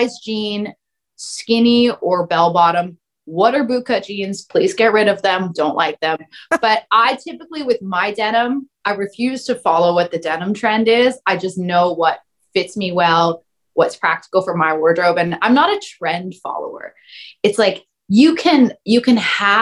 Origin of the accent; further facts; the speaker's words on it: Canada; I'm from Canada